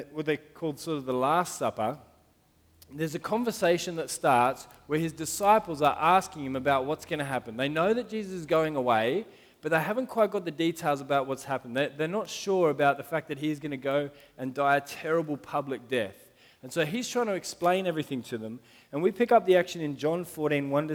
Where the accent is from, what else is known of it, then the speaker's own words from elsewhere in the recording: Sydney, New South Wales, Australia; first language English; I went to Gladesville Primary School, so not that far from here